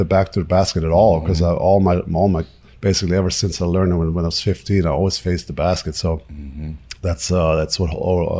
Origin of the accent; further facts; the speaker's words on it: Würzburg, Bavaria, Germany; So they all came to my hometown of Würzburg and hang out for a couple of days and got to know my family.